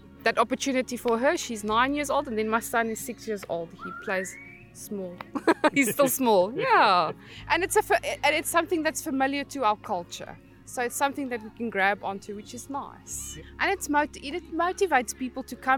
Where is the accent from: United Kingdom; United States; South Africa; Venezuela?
South Africa; now in Halifax, Canada; We are from South Africa